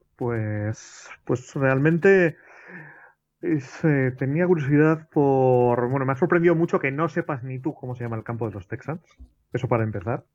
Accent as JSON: {"language": "Spanish", "region": "Basque Country", "country": "Spain", "said": "yo como vasco"}